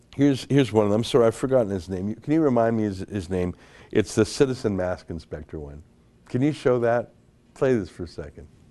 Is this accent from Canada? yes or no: yes; Calgary, Alberta, Canada; now in Toronto, Canada; I grew up in Calgary, not a lot of Italian people out there